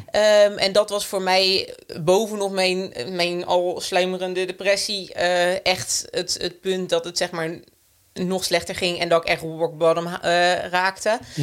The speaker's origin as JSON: {"language": "Dutch", "town": "Rijswijk", "region": "South Holland", "country": "Netherlands", "tie": "born or raised there", "said": "wij zijn eh, opgegroeid in Rijswijk"}